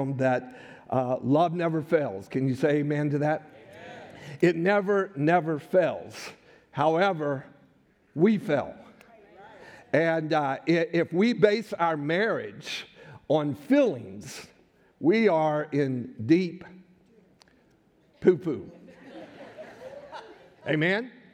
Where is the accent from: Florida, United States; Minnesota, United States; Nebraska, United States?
Florida, United States; Gainesville; we're from Gainesville